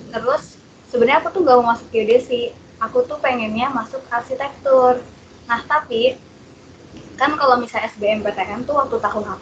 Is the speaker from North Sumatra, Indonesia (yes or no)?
no; Pandeglang, Banten, Indonesia; Aku asalnya dari Kabupaten Pandeglang, Banten, di pelosok ujung kulon, tapi nggak sampai ujung kulon sih.